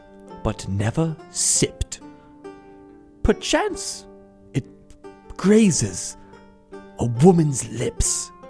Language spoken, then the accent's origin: English; Chicago, Illinois, United States; accent: Chicago; You guys are so wrong if you think I'm not going to use my Chicago accent on the show. You know what? For the rest of the show, I'm using my real voice.